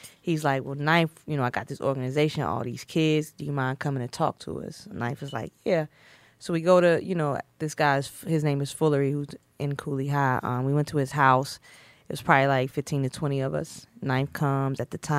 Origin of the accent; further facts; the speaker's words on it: the South, United States; You know, growing up in the South, it's like, get a job, get married, and get a job like an accountant, a doctor.